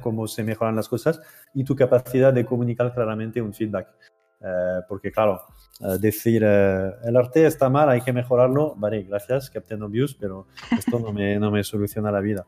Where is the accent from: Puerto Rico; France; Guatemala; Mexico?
France; accent: French; Spanish is a second language; moved away as an adult; now in Barcelona, Spain; siento por antelación mi terrible acento francés. Llevo. Llevo 10 años aquí